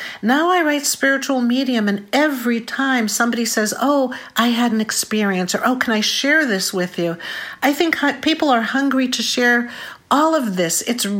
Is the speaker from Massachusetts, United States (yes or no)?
yes; Boston, Massachusetts, United States; I'm from Boston.